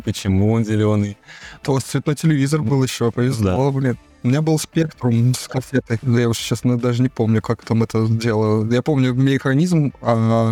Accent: Saint Petersburg, Russia; я с Ленинграда, отсюда вот прям с острова Васильевского

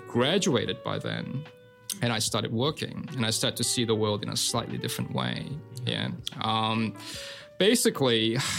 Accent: Sydney, New South Wales, Australia; growing up in Sydney

